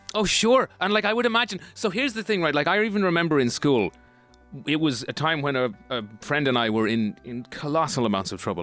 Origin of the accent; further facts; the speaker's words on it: Ireland; as Irish people